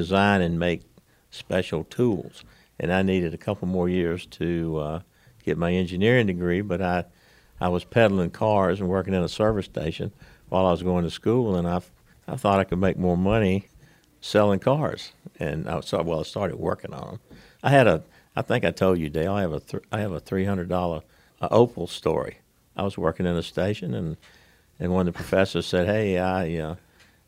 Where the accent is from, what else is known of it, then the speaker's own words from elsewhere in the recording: South Hill, Virginia, United States; we grew up in South Hill, Virginia.